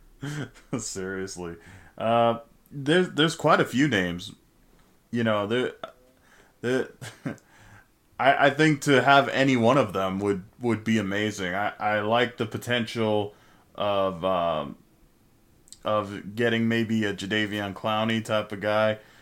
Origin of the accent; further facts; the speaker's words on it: Fontana, California, United States; Fontana, California native